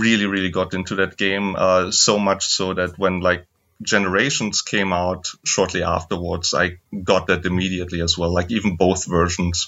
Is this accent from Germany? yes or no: yes; Germany; I'm also from Germany